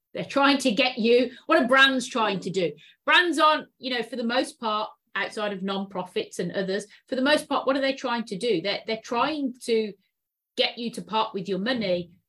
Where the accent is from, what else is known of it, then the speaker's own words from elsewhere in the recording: United Kingdom; now in San Francisco, United States; UK, UK, born and bred